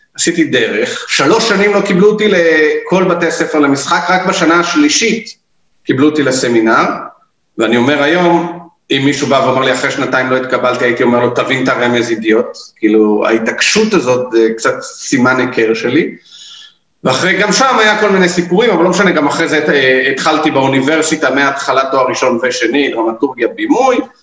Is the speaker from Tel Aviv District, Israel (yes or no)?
yes; Tel Aviv, Tel Aviv District, Israel; moved away as an adult; also born or lived in Gaza envelope, Negev; now in Negev, Israel; אני גדלתי בתל אביב, צפון תל אביב